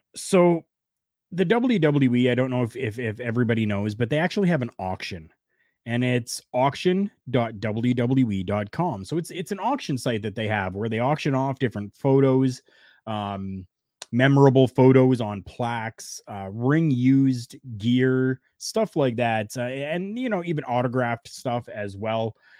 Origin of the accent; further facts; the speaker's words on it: Canada; I am Canadian. Proudly Canadian.